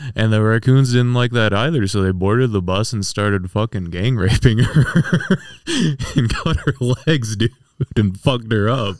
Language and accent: English; Strongsville, Ohio, United States; I'm from Strongsville, Ohio.